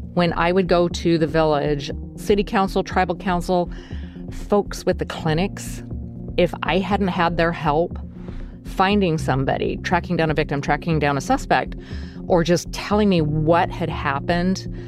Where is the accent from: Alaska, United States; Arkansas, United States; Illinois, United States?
Alaska, United States; Nome; I was born and raised in Alaska. I was born in Nome, Alaska.